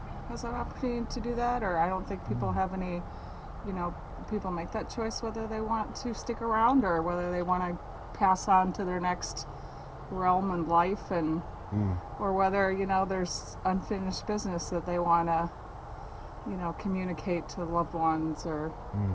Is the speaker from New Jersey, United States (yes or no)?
no; Austin, Texas, United States; I'm from Austin